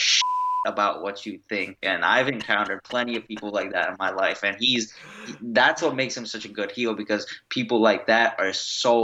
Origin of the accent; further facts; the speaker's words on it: Long Island, New York, United States; we're both from Long Island